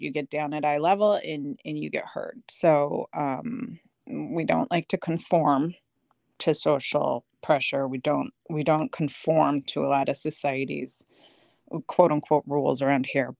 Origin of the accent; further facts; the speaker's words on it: Des Moines, Iowa, United States; moved away as an adult; also born or lived in Aurora, Illinois; now in LaGrange Park, United States; We didn't move to Des Moines till I was two and a half. So, overall, I was only in Des Moines seventeen years